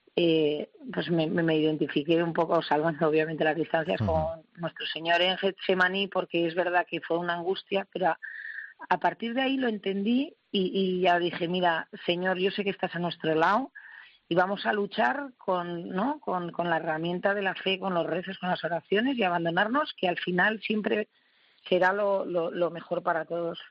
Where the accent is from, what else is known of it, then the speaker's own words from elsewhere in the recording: Basque Country, Spain; soy vasca